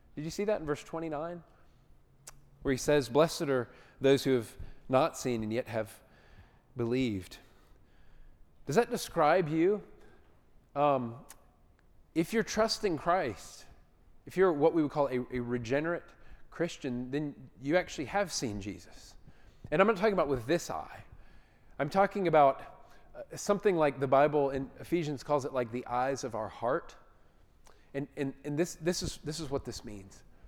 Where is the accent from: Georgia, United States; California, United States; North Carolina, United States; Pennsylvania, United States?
Georgia, United States; Atlanta; I grew up in Atlanta.